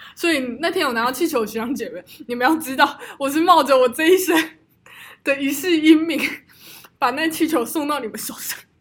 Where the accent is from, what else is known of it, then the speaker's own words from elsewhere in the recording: Taichung, Taiwan; 我们 台中人就是这样，霸气